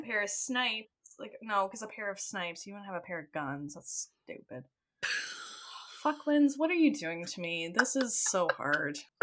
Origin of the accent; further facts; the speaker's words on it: Ontario, Canada; a Canadian that lives close to where Letterkenny is based off